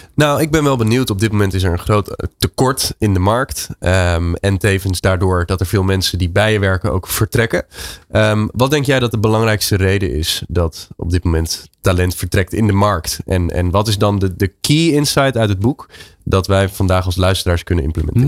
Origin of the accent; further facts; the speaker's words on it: Netherlands; ik als Nederlander